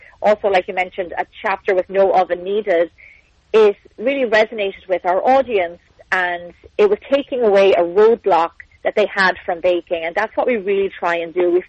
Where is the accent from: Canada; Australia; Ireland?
Ireland; moved away as an adult; now in Santa Monica, United States; I'm obviously from Ireland